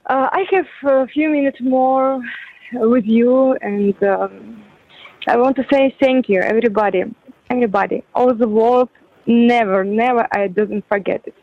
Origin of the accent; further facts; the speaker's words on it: Ukraine; English is a second language; moved away as an adult; also born or lived in Kyiv, Ukraine; now in Dubai, United Arab Emirates; I'm not from Kiev. I'm from a small city, but more than 18 years before, I just come in Kiev